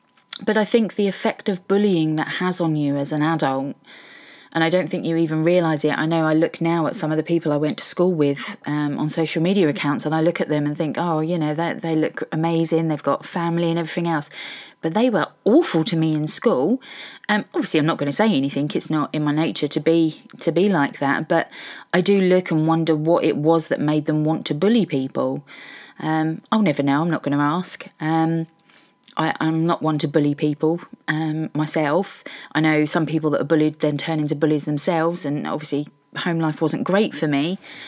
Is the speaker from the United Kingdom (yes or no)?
yes; Welwyn Garden City, East of England, United Kingdom; now in Norwich, United Kingdom; I'm originally from Hertfordshire, Welwyn Garden City, Hertfordshire Hedgehog.